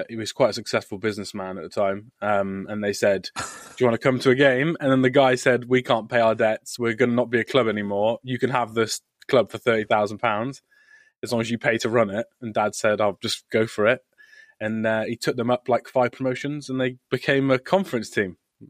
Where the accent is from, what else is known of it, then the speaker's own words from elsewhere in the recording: Stroud, South West England, United Kingdom; I'm from a place called Stroud, Gloucestershire in England, southwest, near Cheltenham